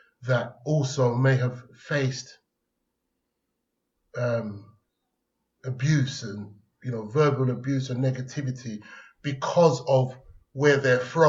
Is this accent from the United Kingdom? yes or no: yes; London, United Kingdom; accent: Cockney; also born or lived in Islington, London; I grew up in Hackney